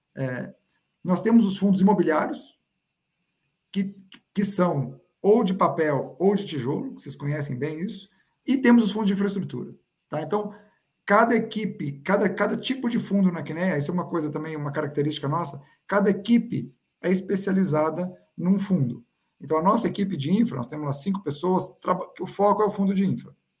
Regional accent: Brazil; como brasileiro

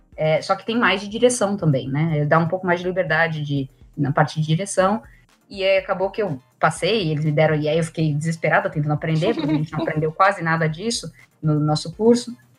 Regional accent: Brazil; moved away as an adult; now in Ireland; já estava com um plano de sair é, do Brasil

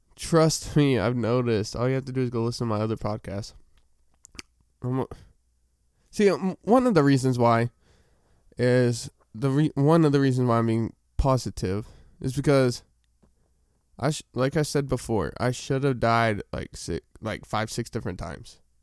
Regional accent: Arkansas, United States; I'm from Arkansas

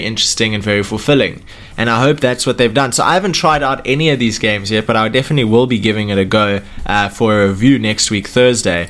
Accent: South Africa; we're coming from South Africa

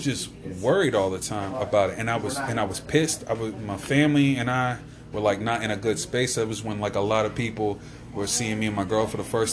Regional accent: Louisa, United States; now in Wilmington, United States; I'm from here, but I live down there

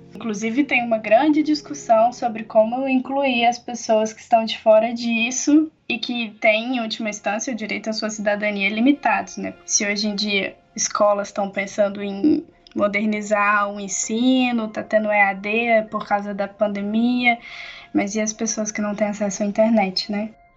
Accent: Barbacena, Minas Gerais, Brazil; moved away; also born or lived in Campinas; sou natural de Barbacena

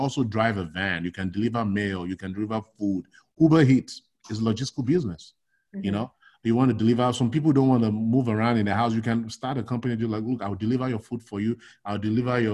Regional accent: Nigeria; moved away as an adult; also born or lived in New York, United States; now in United States; I was born and raised in Nigeria. I grew up in Nigeria. I did all my formative education in Nigeria. Then I migrated to the United States in 1996.

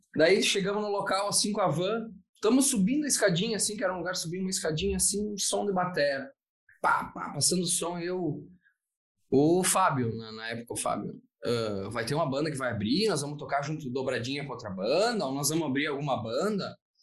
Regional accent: Veranópolis, Rio Grande do Sul, Brazil; eu sou, eu sou aqui de Veranópolis

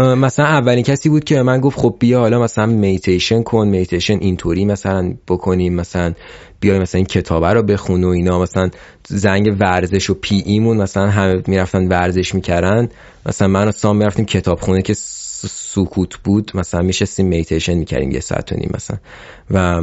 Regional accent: Iran; also born or lived in Malaysia; توی یه کلاس سه تا … بودیم ایرانی سه سه نفر ایرانی بودیم

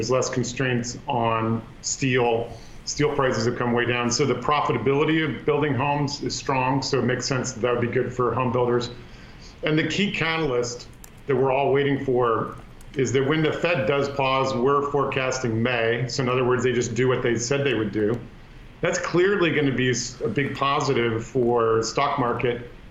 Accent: Palo Alto, California, United States; my hometown of Palo Alto, San Francisco

